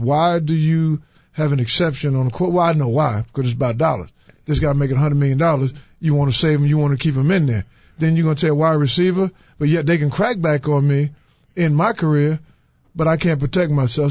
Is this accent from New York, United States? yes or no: yes; New York City, New York, United States; also born or lived in Louisville, Kentucky; now in Chicago, United States; I'm proud of where I came from, Brownsville and Brooklyn, New York